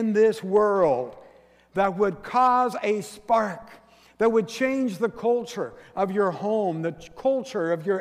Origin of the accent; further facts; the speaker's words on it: Forks, Washington, United States; my hometown of Forks